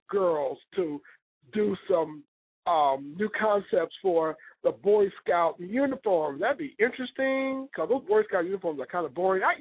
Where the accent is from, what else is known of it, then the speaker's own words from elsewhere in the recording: Ohio, United States; also born or lived in Chicago; but I'm from Ohio. I lived in Chicago. I lived all over the world.